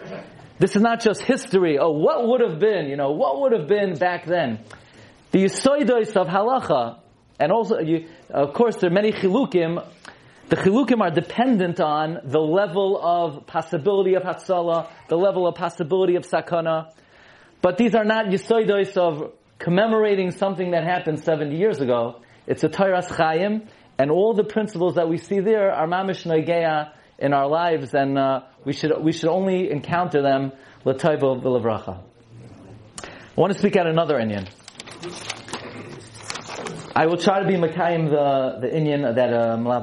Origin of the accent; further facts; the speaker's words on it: New York City, New York, United States; I grew up in Brooklyn